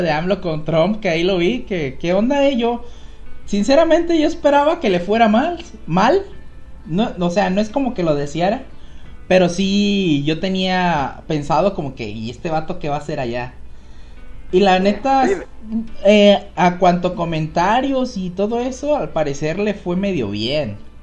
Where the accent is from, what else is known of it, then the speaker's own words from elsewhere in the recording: Mexico; siendo mexicano